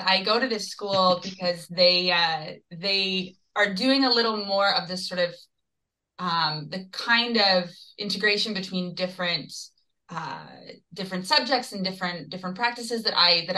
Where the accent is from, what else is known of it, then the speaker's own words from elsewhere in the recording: Georgetown, Ontario, Canada; now in Toronto, Canada; both Philippe and I grew up in Georgetown, Ontario